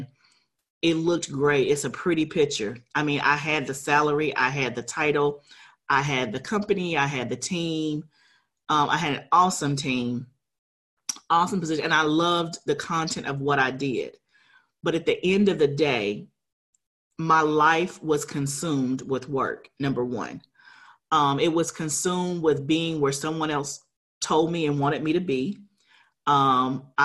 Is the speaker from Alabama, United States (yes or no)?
yes; Huntsville, Alabama, United States; I grew up in Alabama in Huntsville